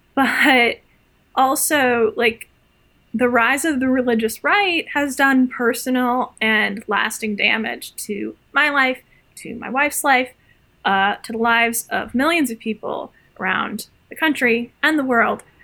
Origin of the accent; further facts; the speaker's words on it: Midwest, United States; growing up in the Midwest